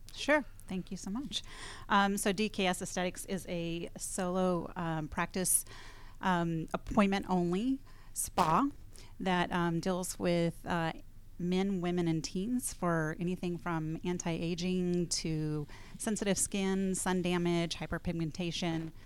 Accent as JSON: {"language": "English", "region": "California", "country": "United States", "tie": "born or raised there", "moved": "yes", "said": "I'm from California originally, grew up in the high desert, one hundred fifteen degree weather"}